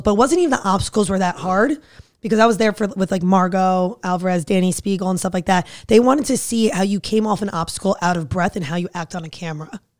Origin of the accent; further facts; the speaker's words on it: New Jersey, United States; fiery from Jersey